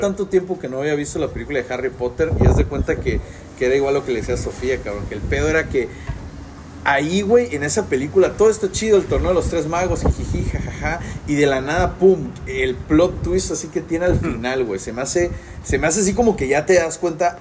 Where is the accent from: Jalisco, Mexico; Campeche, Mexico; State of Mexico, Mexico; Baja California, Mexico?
Campeche, Mexico; Ciudad del Carmen; soy Carmelo